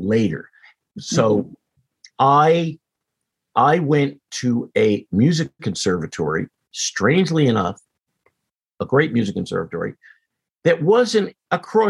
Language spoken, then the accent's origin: English; Teaneck, New Jersey, United States; growing up in Teaneck